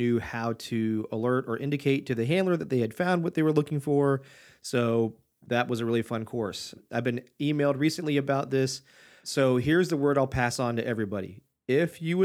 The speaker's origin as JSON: {"language": "English", "region": "Michigan", "country": "United States", "tie": "born or raised there", "said": "I was born in Michigan"}